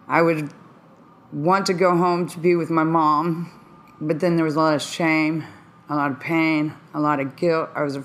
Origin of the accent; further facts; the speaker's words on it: Dayton, Ohio, United States; I'm from Dayton, Ohio